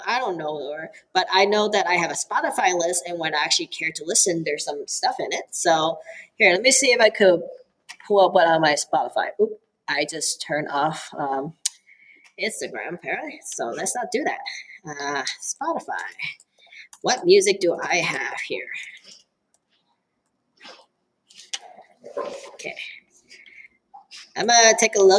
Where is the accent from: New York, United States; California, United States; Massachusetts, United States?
California, United States; Oakland; English is a second language; now in Eugene, United States; I grew up in Oakland, California. That means I grew up with hip hop and rap.